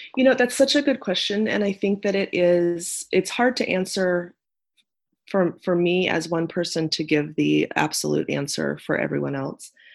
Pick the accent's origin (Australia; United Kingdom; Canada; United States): United States; Nebraska; moved away as an adult; I am from Nebraska. I'm a Nebraska native